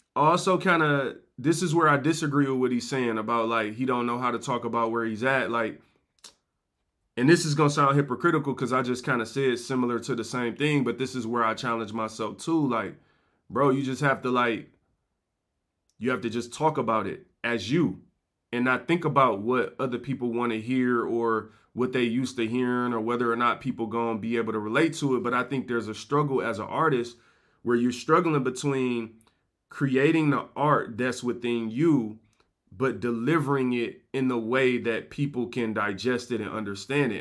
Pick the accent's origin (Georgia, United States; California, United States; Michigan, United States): Michigan, United States; Detroit; I'm from Detroit